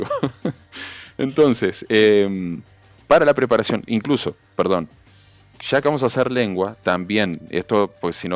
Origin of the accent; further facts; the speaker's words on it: Uruguay; moved away as an adult; now in Dominican Republic; Después de 17 años soy más criollo dominicano que...